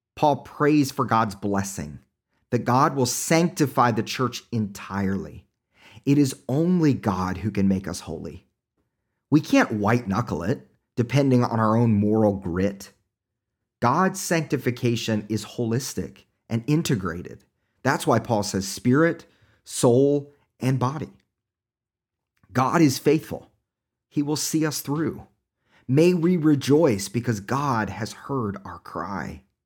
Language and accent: English; Oklahoma, United States; accent: Oklahoma; my Oklahoma accent